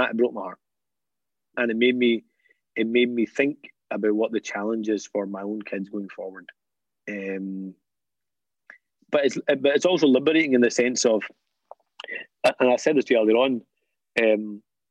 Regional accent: Scotland, United Kingdom; For my generation, I'm British and Scottish. This is my home

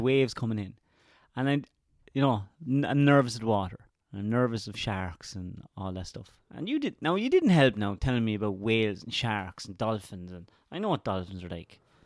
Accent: Laois, Ireland; I'm from Leash, which is the only county not touching a county touching the sea.

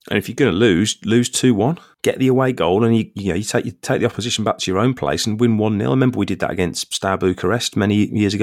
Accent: England, United Kingdom; I'm English

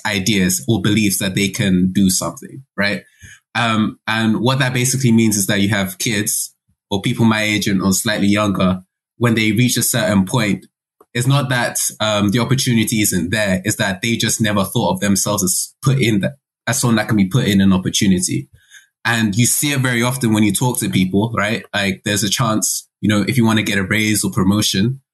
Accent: Nigeria; as a Nigerian

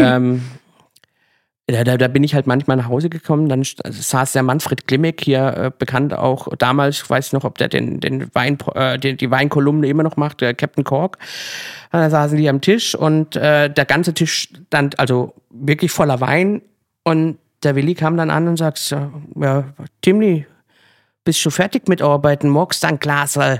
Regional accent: Kappelrodeck, Baden-Württemberg, Germany; moved away as an adult; now in Berlin, Germany; richtig klassisch im Schwarzwald, sogar in meinem Heimatdorf ähm, Kappelrodeck

